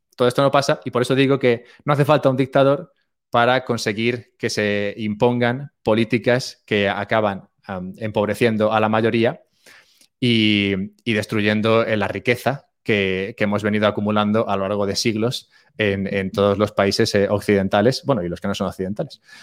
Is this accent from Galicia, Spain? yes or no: no; Madrid, Community of Madrid, Spain; moved away as an adult; now in Andorra; yo nací, nací en Madrid y aunque ahora no vivo en España, me mudé hace poco a Andorra